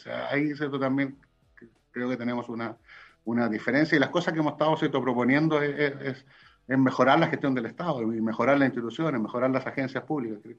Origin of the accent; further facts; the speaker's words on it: Chile; yo podría defenderme diciendo, bueno, yo soy de regiones, soy del Tau.